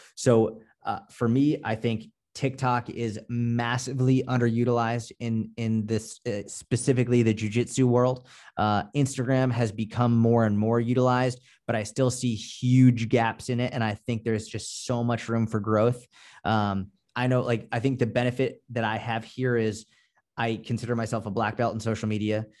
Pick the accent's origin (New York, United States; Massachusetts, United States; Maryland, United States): Massachusetts, United States; Boston; I'm from Boston. Like, we're more just, like, no bullshit